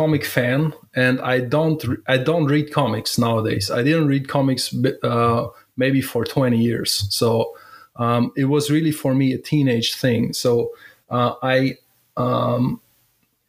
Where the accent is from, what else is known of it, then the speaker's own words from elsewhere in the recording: Germany; I'm from Germany